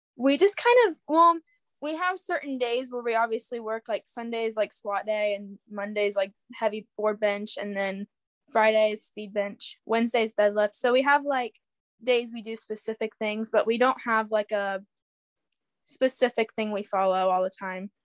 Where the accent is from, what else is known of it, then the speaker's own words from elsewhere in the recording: Urbana, Ohio, United States; I'm from Urbana, Ohio. It's a small town